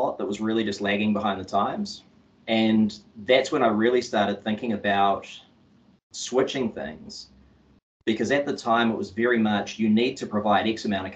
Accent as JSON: {"language": "English", "region": "Auckland", "country": "New Zealand", "tie": "born or raised there", "said": "I grew up on the North Shore of Auckland, and yeah, I went to school out in Albany"}